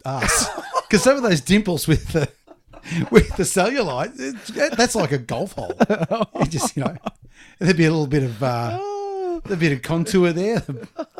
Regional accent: Australia

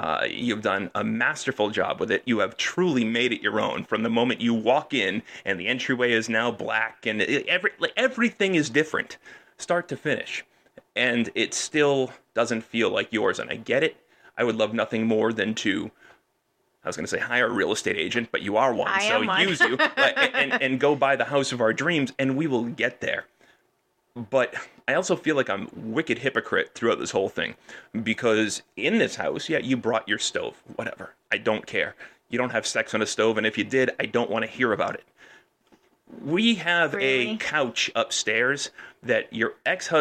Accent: Peabody, Massachusetts, United States; moved away as an adult; also born or lived in Lynn / Wakefield; now in Windham, United States; I grew up on the North Shore. Right, I grew up in Peabody and in Lynn and Wakefield

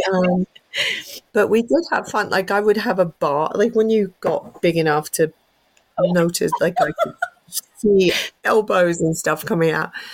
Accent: England, United Kingdom; moved away; I'm whole English.

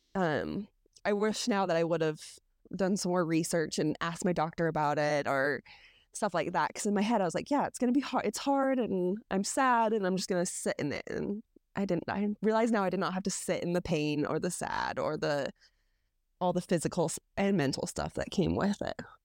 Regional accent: Utah, United States; I grew up here in Utah

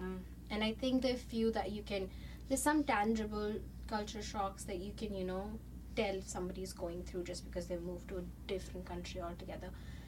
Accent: India; moved away as an adult; also born or lived in Chandigarh, India; now in Canada; So I grew up in India, was studying in India. I did some parts of my higher education in India, and then I moved, I transferred to Canada for continuing my education.

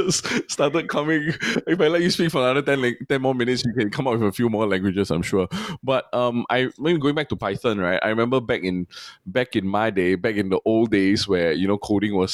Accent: Singapore; as a Singaporean Chinese

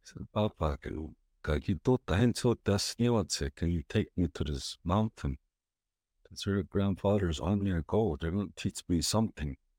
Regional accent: Onion Lake, Saskatchewan, Canada; I'm from Onion Lake, Saskatchewan, Alberta.

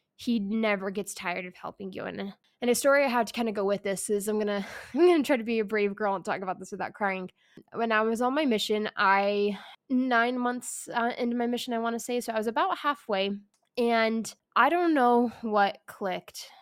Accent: California, United States; I grew up in California So, not, not a Utah area

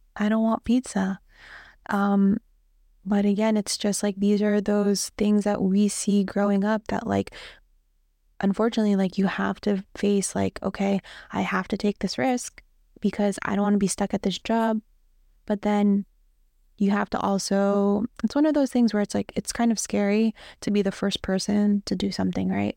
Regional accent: Toms River, New Jersey, United States; I grew up in Tom's River, New Jersey

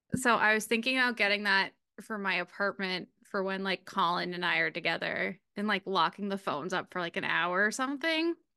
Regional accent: New England, United States; I am from New England.

